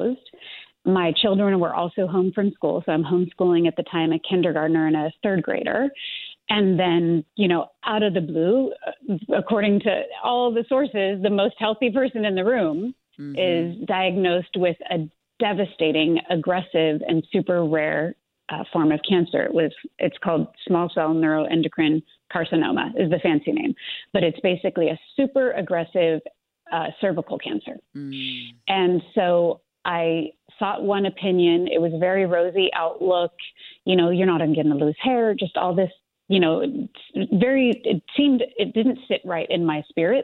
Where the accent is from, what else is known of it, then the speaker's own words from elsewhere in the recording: Los Angeles, California, United States; also born or lived in New York; my hometown is Los Angeles